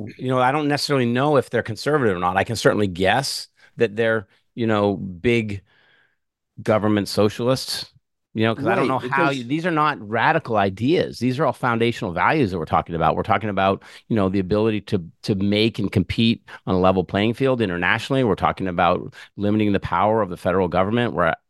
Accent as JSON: {"language": "English", "region": "New England", "country": "United States", "lives_now": "Florida, United States", "said": "I know I'm from New England. You're from New England. You know, one of the reasons I moved to Florida, my wife and I did 3 years ago"}